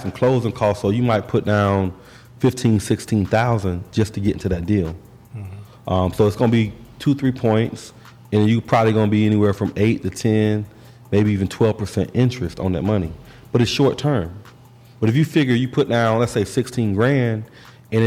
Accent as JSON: {"language": "English", "town": "Orlando", "region": "Florida", "country": "United States", "said": "we're from Orlando"}